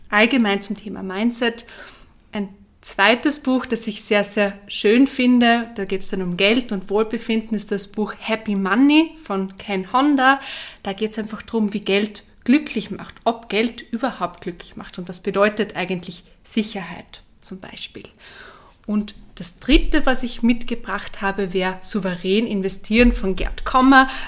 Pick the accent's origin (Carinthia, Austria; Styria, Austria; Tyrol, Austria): Carinthia, Austria; accent: Carinthian; now in Vienna, Austria; Ich bin ursprünglich aus Kärnten, wie man es vielleicht hört, ähm, an meinem Dialekt. Ich wohne aber in Wien